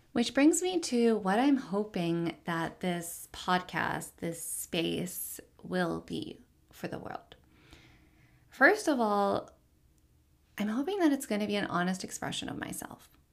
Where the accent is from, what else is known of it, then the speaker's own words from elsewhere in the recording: Richmond, Virginia, United States; I am Palestinian American, born and raised in Richmond, Virginia